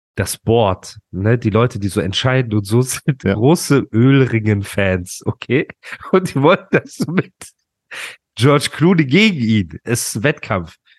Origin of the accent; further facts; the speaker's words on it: Dubai, United Arab Emirates; ich komme ja aus Dubai